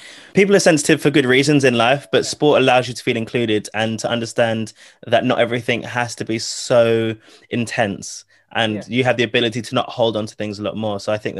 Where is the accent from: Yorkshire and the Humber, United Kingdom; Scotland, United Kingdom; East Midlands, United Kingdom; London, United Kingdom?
London, United Kingdom; I'm from London